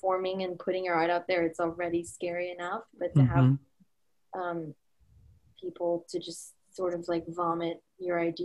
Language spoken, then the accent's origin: English; California, United States; now in New York City, United States; We're originally from California